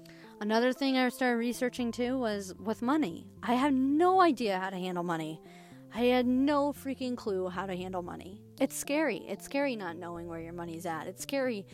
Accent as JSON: {"language": "English", "region": "Midwest", "country": "United States", "said": "I'm from the Midwest."}